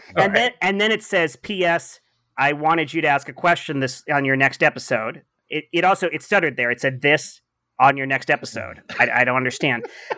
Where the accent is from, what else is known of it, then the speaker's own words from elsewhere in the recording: Canyon Country, California, United States; Although I grew up in Canyon Country, I never went to a single bar there.